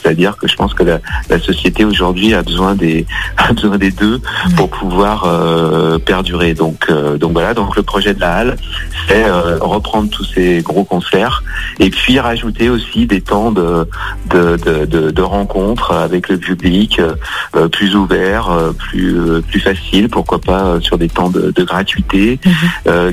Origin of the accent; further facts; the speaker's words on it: Lyon, Auvergne-Rhône-Alpes, France; je suis euh, né à Lyon, hein, euh, Lyon, Lyon 8e. Donc Lyon, c'est ma ville natale. J'ai jamais vraiment quitté Lyon